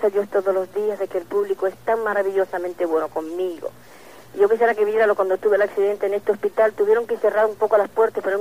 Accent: Argentina; now in Miami, United States; Eh, escúcheme, yo soy argentina. Ay, pues, ya no lo tengo el acento.

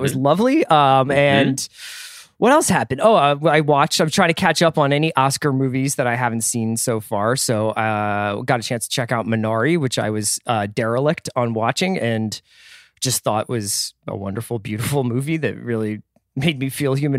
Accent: Philadelphia, Pennsylvania, United States; accent: Philly; now in Los Angeles, United States; I was trying to do it in my Philly accent, which is long forgotten out here in beautiful Los Angeles.

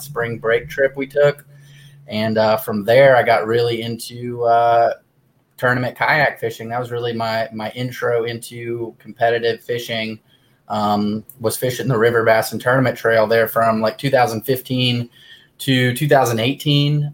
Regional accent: Dayton, Ohio, United States; also born or lived in Plattsburgh, New York; now in Columbus, United States; I'm from Ohio, uh, Dayton originally. I'm in Columbus

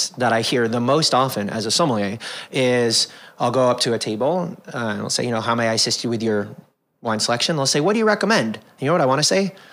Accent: Toronto, Ontario, Canada; also born or lived in Chicago / Fort Worth / Anaheim; now in Washington, D.C., United States; Uh, by the time I was eight, I lived in Fort Worth, Texas, Anaheim, or as I like to call it, the People's Republic of Disney, outside of LA, um, and then uh, Toronto, Canada, where I grew up

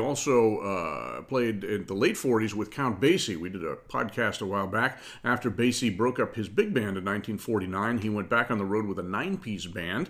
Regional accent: Boston, Massachusetts, United States; I'm from Boston.

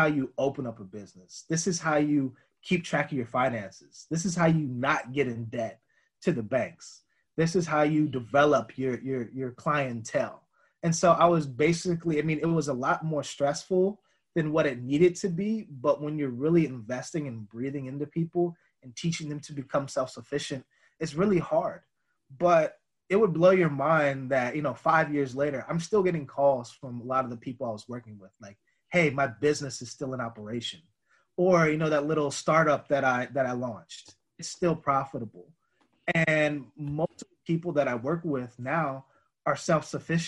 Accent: United States; growing up Black in America

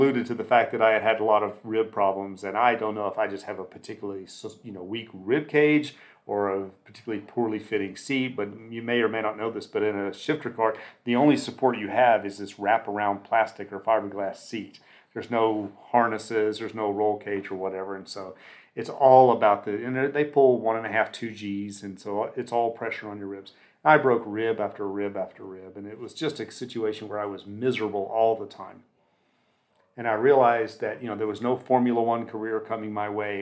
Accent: Southeast, United States; I grew up in the Southeast where NASCAR was a big deal

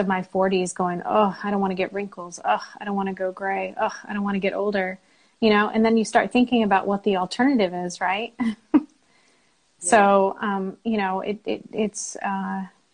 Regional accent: San Jose, California, United States; moved away as an adult; also born or lived in Seattle; now in North Carolina, United States; I lived in California most of my life. Bay Area, San Jose

